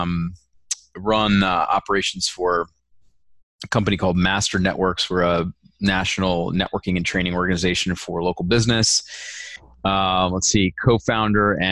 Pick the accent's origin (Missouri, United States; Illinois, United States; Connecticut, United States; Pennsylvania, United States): Pennsylvania, United States; moved away as an adult; also born or lived in North Dallas, Texas; now in Dallas, United States; I was born and raised on the East Coast in Pennsylvania